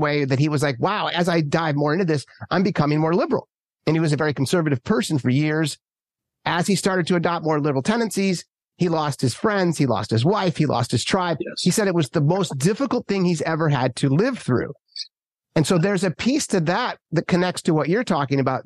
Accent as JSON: {"language": "English", "region": "Minnesota", "country": "United States", "tie": "born or raised there", "also_born_or_lived": "Manhattan / rural California", "moved": "yes", "lives_now": "San Francisco, United States", "said": "where I grew up in Minnesota and all my friends back there"}